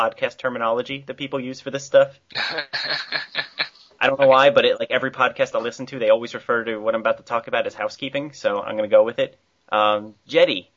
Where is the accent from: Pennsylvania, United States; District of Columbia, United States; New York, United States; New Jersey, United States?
New Jersey, United States; now in Connecticut, United States; I'm in Connecticut, though. I'm originally from South Jersey.